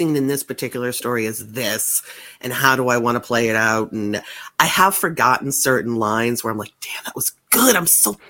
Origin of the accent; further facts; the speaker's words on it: Massachusetts, United States; I am from Massachusetts. I still live in Massachusetts, right outside of Boston.